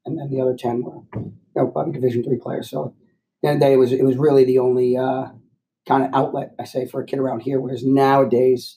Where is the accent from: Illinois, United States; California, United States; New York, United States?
New York, United States; White Plains; So I grew up in White Plains, New York. So I'm a local kid